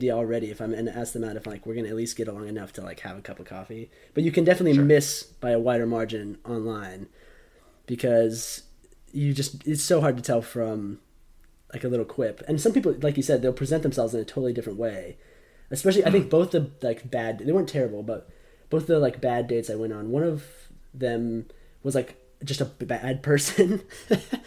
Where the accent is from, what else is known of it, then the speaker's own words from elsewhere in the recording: United States; moved away; also born or lived in South Africa; I'm American